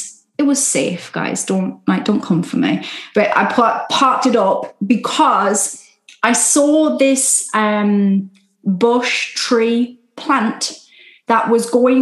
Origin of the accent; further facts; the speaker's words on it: United Kingdom; Love a Sunday roast, being British. Love a Sunday roast, all the gravy. That's my northern